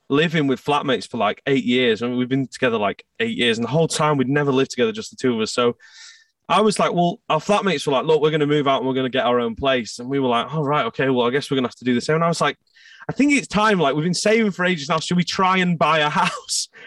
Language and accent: English; Scotland, United Kingdom; we had gone to Scotland because I'm from Scotland